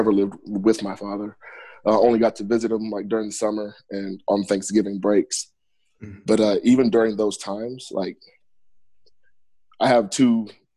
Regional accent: Webster, Texas, United States; moved away as an adult; also born or lived in San Diego; I am originally from Houston, or a small town in Houston, Webster, Texas, from the suburbs of Houston. Grew up in the Clear Lake area.

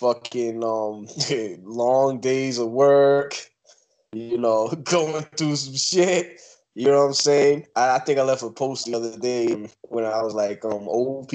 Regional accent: New York City, New York, United States; I'm a Brooklyn cat

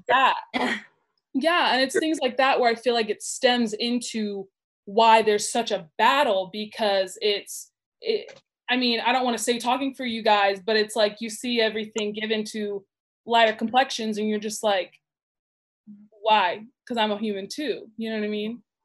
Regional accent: Burbank, California, United States; I grew up in Burbank

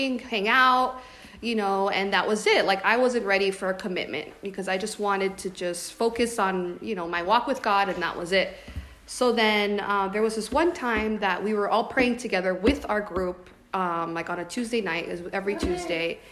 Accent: Florida, United States; now in California, United States; I'm from Florida

